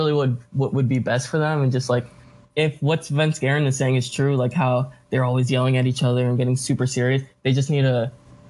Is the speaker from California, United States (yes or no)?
no; Houston, Texas, United States; I'm born in Houston, raised in Houston, so it's all about Clutch City.